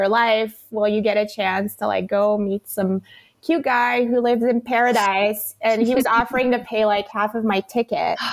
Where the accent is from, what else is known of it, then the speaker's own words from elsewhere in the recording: Belgium; moved away as an adult; I was from Belgium